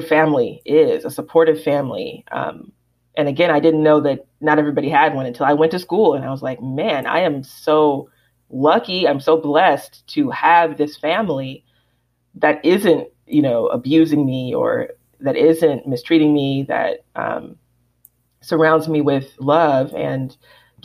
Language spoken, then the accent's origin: English; Alabama, United States; growing up in Alabama